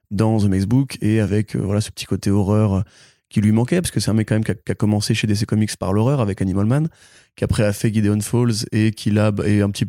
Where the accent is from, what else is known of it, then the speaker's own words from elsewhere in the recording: Italy; moi je suis italien.